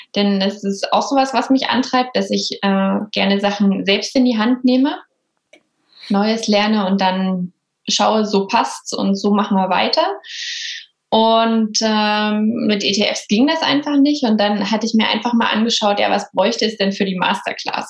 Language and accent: German; Bautzen, Saxony, Germany; now in Berlin, Germany; Ich komme aber aus einem kleinen B an der Spree, aus Bautzen und bin jetzt nach Berlin gezogen, also Wahlberlinerin